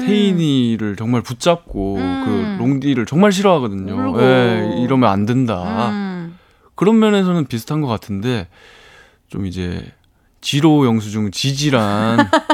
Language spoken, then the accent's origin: Korean; Daegu, South Korea; moved away as an adult; now in Seoul, South Korea; 제 고향이 대구예요